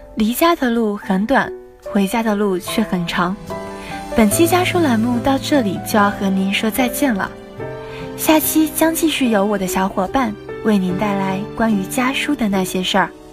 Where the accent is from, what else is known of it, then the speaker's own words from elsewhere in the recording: Wuhu, Anhui, China; moved away as an adult; now in Nanjing, China; 来自安徽芜湖。我在南京大学